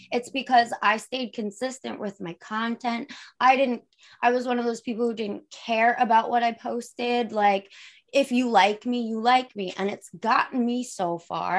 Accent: Long Island, New York, United States; I'm from New York, Long Island

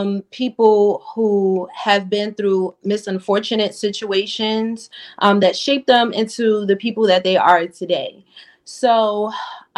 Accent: Newark, New Jersey, United States; I'm from Newark, New Jersey

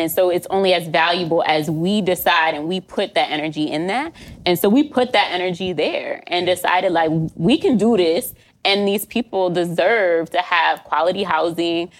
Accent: Pennsylvania, United States; now in Connecticut, United States; I'm from Pennsylvania

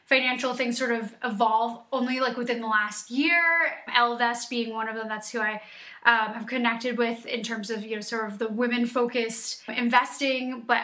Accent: New York, United States; just being a New Yorker, I know so many iBankers

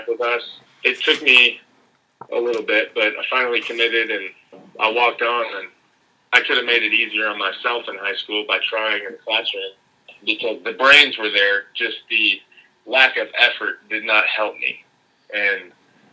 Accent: Lafayette, Louisiana, United States; I'm originally from Lafayette, Louisiana. I went to Acadiana High School

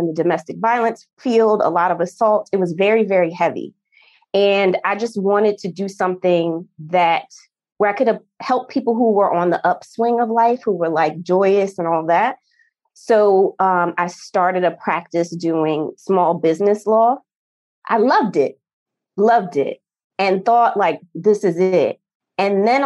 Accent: New Jersey, United States; moved away; I'm from New Jersey originally

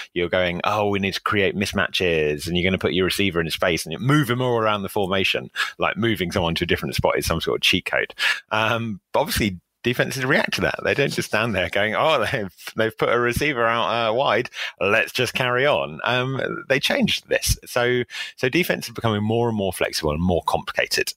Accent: England, United Kingdom; I'm, I'm an Englishman

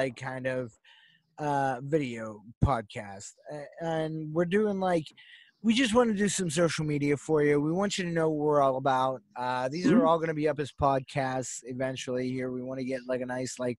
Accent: Pittsburgh, Pennsylvania, United States; we're from Pittsburgh

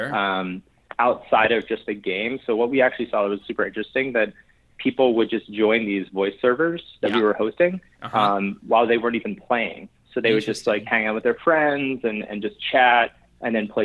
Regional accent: New Haven, Connecticut, United States; I grew up in New Haven, Connecticut

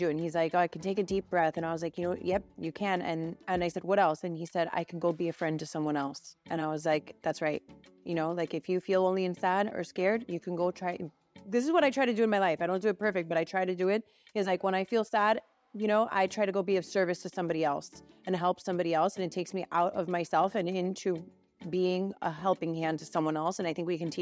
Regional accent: Miami, Florida, United States; I was born and raised here in Miami

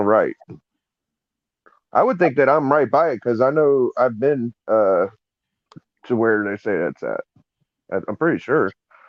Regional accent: Appalachia, United States; I'm pretty sure I'm Appalachian, bro. I'm pretty sure I'm Appalachian.

